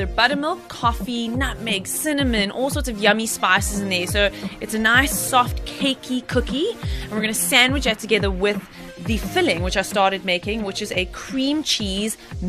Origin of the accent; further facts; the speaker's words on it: Durban, KwaZulu-Natal, South Africa; now in Cape Town, South Africa; So I'm originally from Durban, so it's hot.